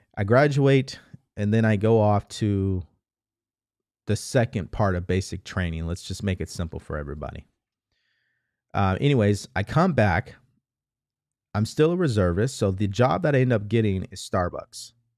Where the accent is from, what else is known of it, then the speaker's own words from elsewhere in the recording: California, United States; also born or lived in Houston, Texas; I'm from California